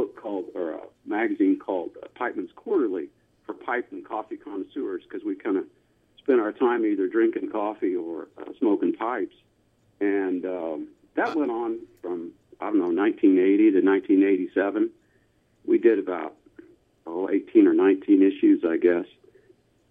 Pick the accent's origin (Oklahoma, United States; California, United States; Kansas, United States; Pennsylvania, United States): Oklahoma, United States; Tulsa; I grew up in Tulsa, Oklahoma